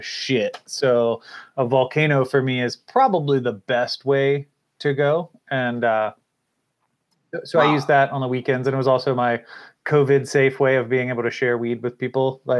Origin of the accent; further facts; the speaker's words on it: Virginia, United States; moved away as an adult; also born or lived in Florida; I'm born and raised in Virginia